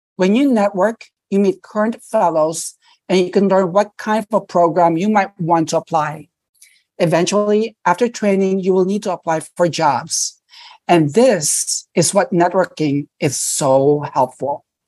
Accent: New York City, New York, United States; I grew up in New York City. So I did all my training in New York City. I never left.

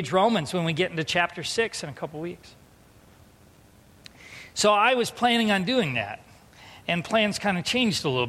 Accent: San Diego, California, United States; moved away; growing up in San Diego

